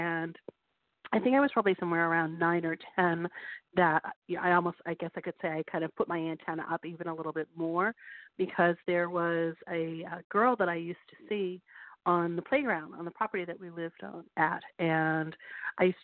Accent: Western Massachusetts, United States; moved away as an adult; now in Portsmouth, United States; I grew up in Western Massachusetts

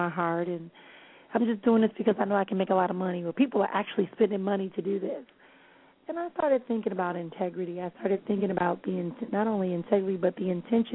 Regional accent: Milwaukee, Wisconsin, United States; my hometown of Milwaukee

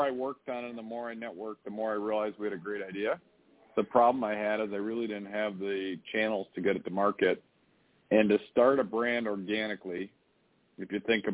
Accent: Chicago, Illinois, United States; I grew up in the Chicago area

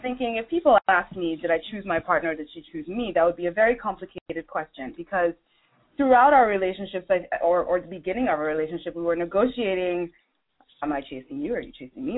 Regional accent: Nigeria; I'm originally from Nigeria.

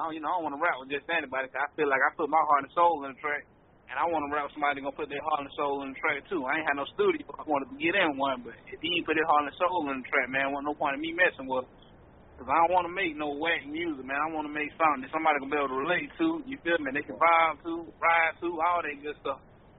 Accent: Gainesville, Georgia, United States; City of Gainesville, that's my hometown

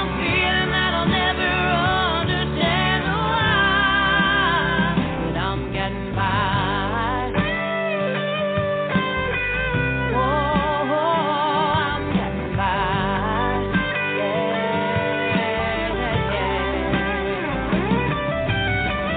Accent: Northeast, United States; moved away; as we grew up in the Northeast

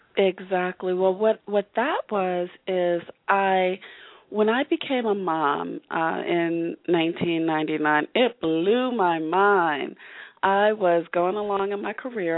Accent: Northern New Jersey, United States; moved away; I'm originally from New Jersey

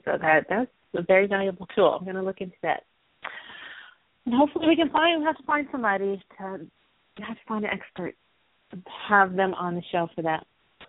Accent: Denver, Colorado, United States; I was born in Colorado. Born in Denver. Mile above sea level. In the winter.

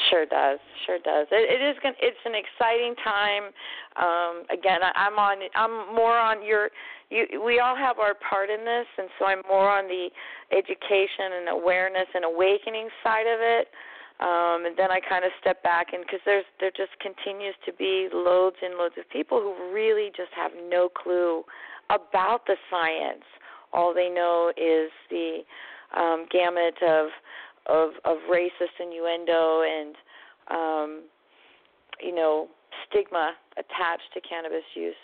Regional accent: Texas, United States; moved away; I hail from Texas

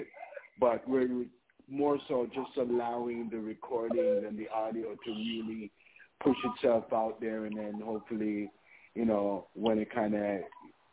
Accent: Mandeville, Manchester Parish, Jamaica; also born or lived in Toronto, Canada; I'm from Mandeville, Manchester

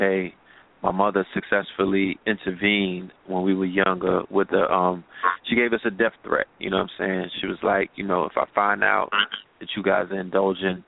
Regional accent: New York City, New York, United States; we were raised in Bed-Stuy, but we were raised in Flatbush

